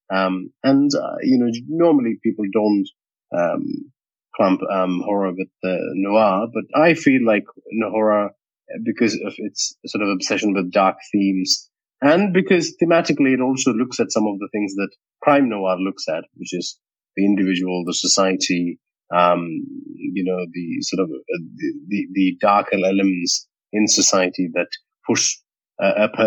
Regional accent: India; now in Sydney, Australia; Uh, so I am based in Sydney in Australia now. So it's uh, mi- close to midnight now. Um, but we have a five and a half hour a difference between us, uh, Kush, uh, but uh, my heart and soul and mind still lives in India.

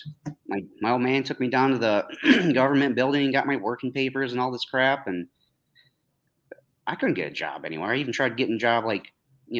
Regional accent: New York, United States; I grew up here a couple towns over.

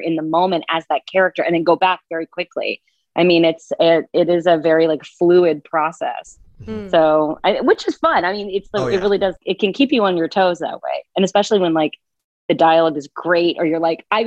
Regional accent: the South, United States; I was raised in the South

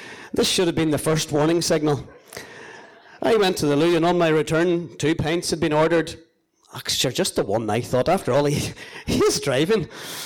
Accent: Cookstown, Northern Ireland, United Kingdom; my hometown, Cookstown

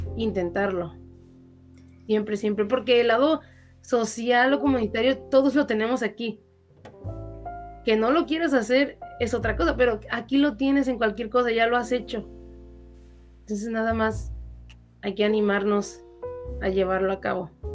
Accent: Mexico; somos el futuro de México

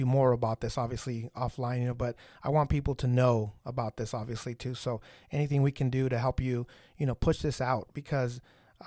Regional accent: Ciudad Juárez, Chihuahua, Mexico; moved away; I was born in a different country. So I was born in Mexico

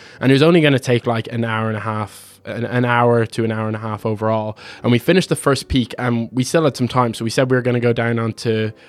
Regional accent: Ireland; we're from Ireland. We're over here for the summer.

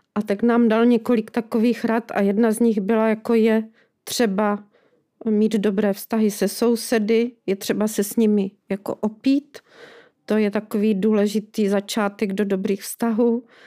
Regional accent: Lešná, Zlín Region, Czechia; also born or lived in Rožnov pod Radhoštěm; now in Valašská Bystřice, Czechia; já jsem prožívala dětství u babičky v Lešné, u Valašského Meziříčí

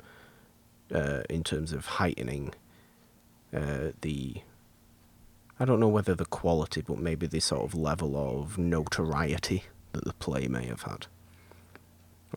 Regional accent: England, United Kingdom; me being English

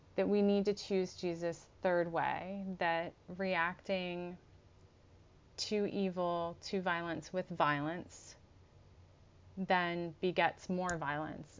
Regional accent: United States

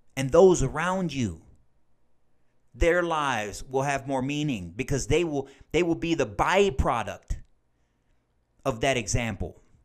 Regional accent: United States; as Christian American adults

